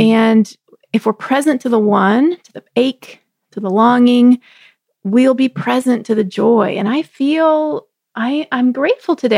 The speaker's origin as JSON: {"language": "English", "region": "Texas", "country": "United States", "tie": "born or raised there", "moved": "yes", "said": "I grew up in Texas where we would joke and say that fall was not a season"}